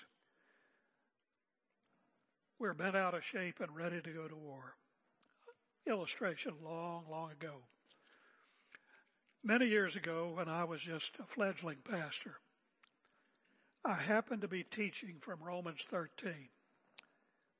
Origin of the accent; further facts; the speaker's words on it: United States; now in Oregon, United States; my American heritage